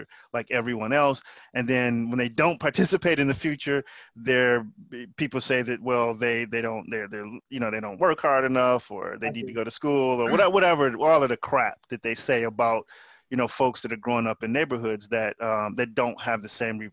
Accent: Detroit, Michigan, United States; in the United States where I'm from, because I'm from Detroit metro area

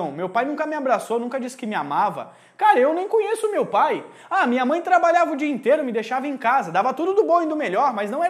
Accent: Rio Grande do Sul, Brazil; Eu cresci no meio do campo, eu venho do Rio Grande do Sul.

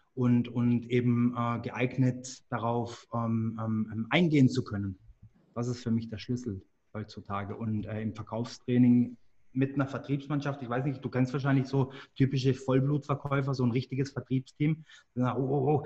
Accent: Engen, Baden-Württemberg, Germany; Das ist in Deutschland im wunderschönen Hegau, nicht ganz so weit entfernt vom Bodensee. Äh, dort bin ich auch aufgewachsen

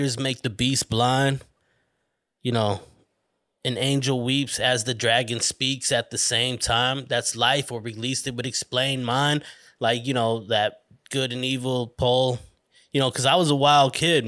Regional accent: Flagstaff, Arizona, United States; moved away as an adult; also born or lived in Tempe, Arizona; I was from Flagstaff, little small town

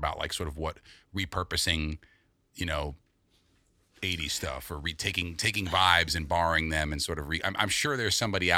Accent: New York City, New York, United States; I grew up with Jordan on the Upper West Side

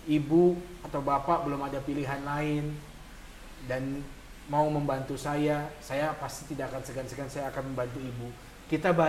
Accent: Palembang, South Sumatra, Indonesia; gue kan emang asli Palembang

